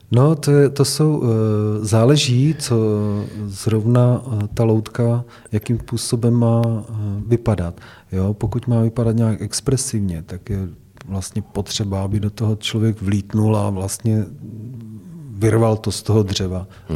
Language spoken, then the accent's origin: Czech; Hradec Králové, Hradec Králové Region, Czechia; chtěl jsem zůstat v Hradci Králové, protože to je moje rodné město. Měl jsem k němu vztah od dětství